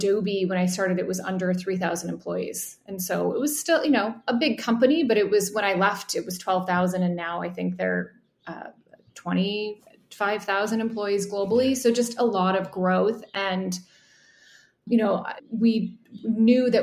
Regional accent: Midwest, United States; I grew up in the Midwest

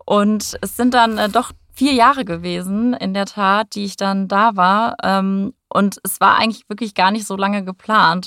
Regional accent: North Rhine-Westphalia, Germany; moved away as an adult; also born or lived in Hamburg / Abu Dhabi; now in Frankfurt, Germany; Ich äh, komme ursprünglich aus NRW, vom Niederrhein

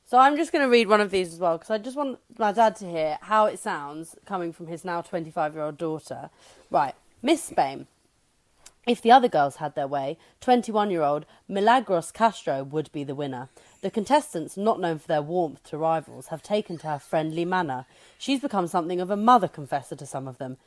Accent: England, United Kingdom; as an English person

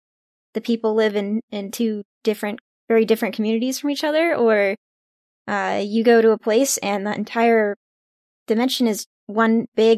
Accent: California, United States; I'm from California.

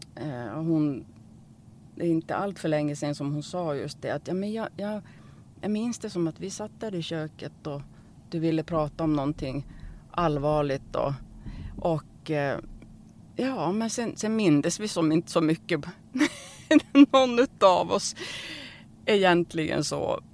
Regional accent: Norrland, Sweden; jag är ju från Norrland

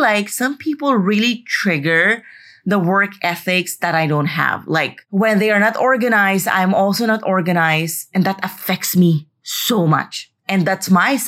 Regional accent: Philippines; moved away; also born or lived in Madrid, Spain; I'm finally in the Philippines

